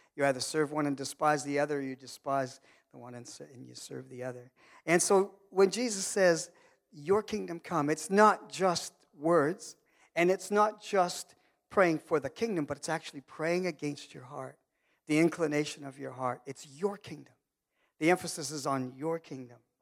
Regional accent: Canada; I'm Canadian and I'm from Muckatoo

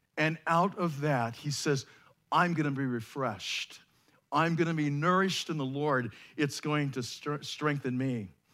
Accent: United States; we as American Christians

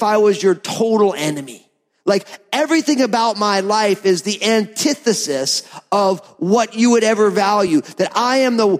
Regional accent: New Jersey, United States; I'm from New Jersey

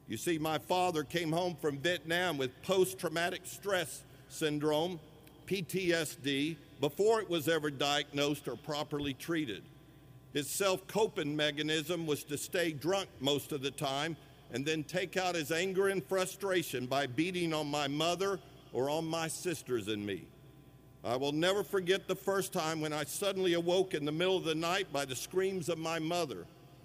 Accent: Sweetwater, Tennessee, United States; I was born in 1962 in Sweetwater, Tennessee, and the first 7 years of my life were truly wonderful.

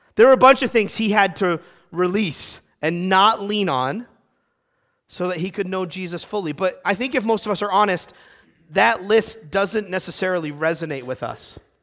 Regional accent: United States; my being American

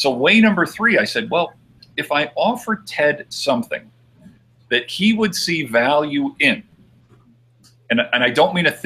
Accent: New Jersey, United States; moved away; I'm originally from New Jersey

